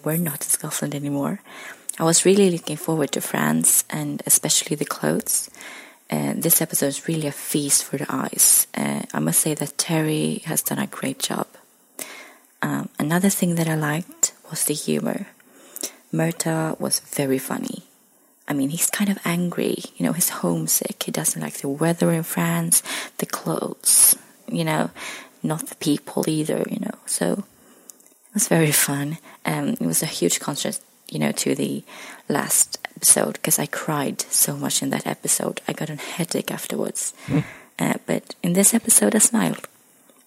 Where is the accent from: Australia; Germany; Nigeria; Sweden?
Sweden; I'm from Sweden